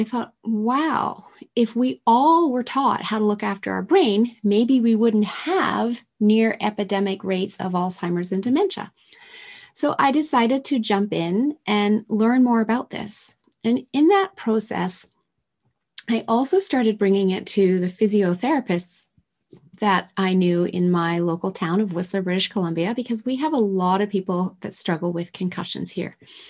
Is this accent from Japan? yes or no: yes; Tokyo, Japan; And I was raised in Tokyo in the 70s with toxins spewing out of manufacturing plants all over the city that I was exposed to.